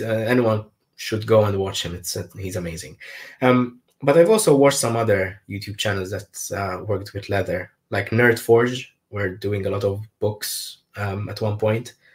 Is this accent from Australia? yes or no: no; Malta; I'm from Malta